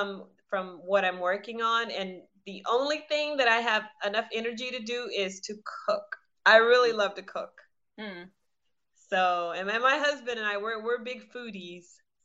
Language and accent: English; the South, United States; I'm from the South.